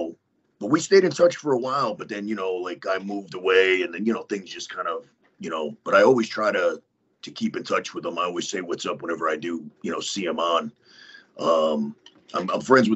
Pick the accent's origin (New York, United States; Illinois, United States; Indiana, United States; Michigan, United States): New York, United States; Westchester; moved away; I'm from Westchester. I graduated high school in that building